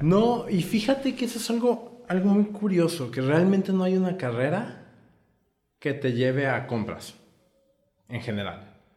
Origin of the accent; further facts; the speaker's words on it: Puebla, Mexico; moved away as an adult; now in Tijuana, Mexico; Yo soy originario de Puebla. Me vine a vivir aquí a Tijuana hace nueve años